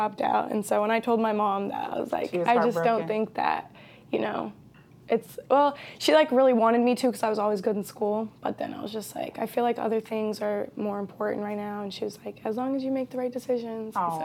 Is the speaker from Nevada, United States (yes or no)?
no; St. Louis, Missouri, United States; also born or lived in Burlington, Vermont; I was born in Vermont, but I grew up in St. Louis